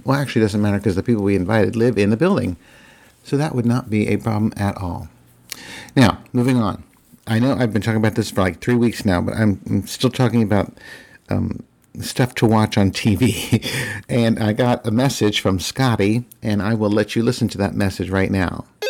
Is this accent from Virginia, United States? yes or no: yes; Virginia, United States; my home state of Virginia.